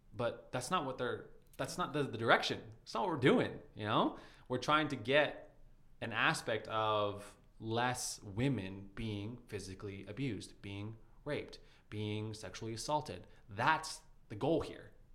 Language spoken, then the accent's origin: English; Calgary, Alberta, Canada; my hometown